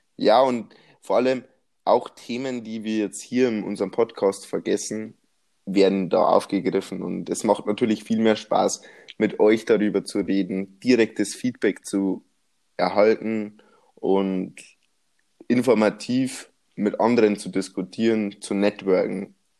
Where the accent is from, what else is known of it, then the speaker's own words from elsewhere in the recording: Bavaria, Germany; accent: Bavarian; ich komme aus Bayern